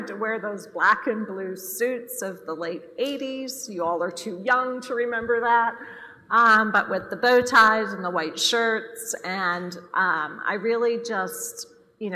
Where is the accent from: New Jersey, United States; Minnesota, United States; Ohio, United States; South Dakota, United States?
South Dakota, United States; now in Dallas, United States; I grew up in South Dakota on a ranch